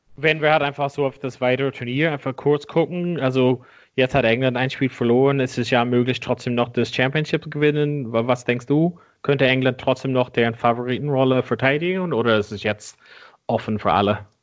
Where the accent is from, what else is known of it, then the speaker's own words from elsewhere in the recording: Ireland; moved away; meinem Heimatland Irland